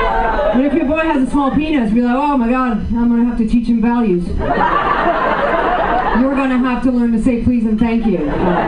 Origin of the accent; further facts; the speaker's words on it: France; I tell people that I'm French, they go, oh, so you're from Canada? I'm like, no, you douche. If I was from Canada, I would just say I'm Canadian.